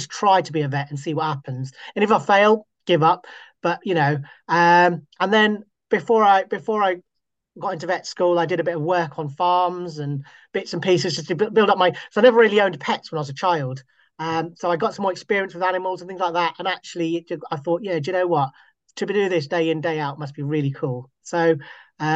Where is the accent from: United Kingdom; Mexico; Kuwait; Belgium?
United Kingdom; Scotland; moved away; born and bred in Scotland, and so I've lived all over the UK